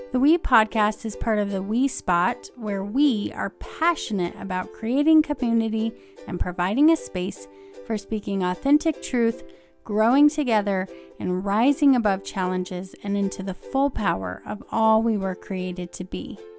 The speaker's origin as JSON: {"language": "English", "region": "Southern California", "country": "United States", "moved": "as an adult", "lives_now": "Colorado, United States", "said": "So I'm originally from Southern California."}